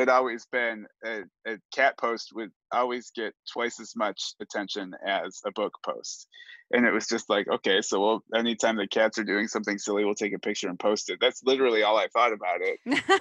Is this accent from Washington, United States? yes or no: no; Cleveland, Ohio, United States; moved away as an adult; now in Kansas, United States; I grew up in Cleveland, Ohio